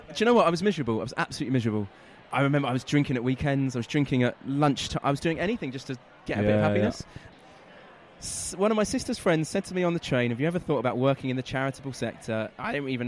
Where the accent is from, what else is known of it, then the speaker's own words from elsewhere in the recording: London, United Kingdom; also born or lived in Manchester; I grew up in North London.